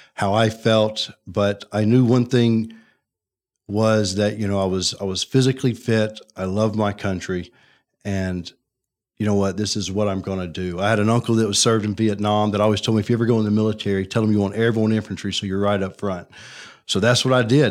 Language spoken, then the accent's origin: English; Birmingham, Alabama, United States; I'm I'm from Birmingham, grew yeah. up here, born and raised.